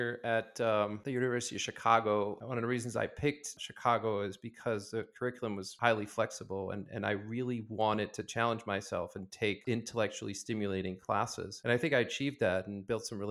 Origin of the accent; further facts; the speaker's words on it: Paris, Île-de-France, France; moved away; I went to high school around Paris and France